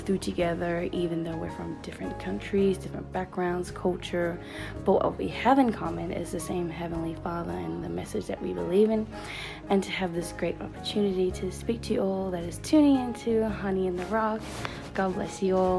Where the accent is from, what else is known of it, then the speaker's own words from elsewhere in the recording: Australia; also born or lived in New Zealand; I'm originally from New Zealand. Then I moved to Australia when I was 8 and have been here for almost 16 years.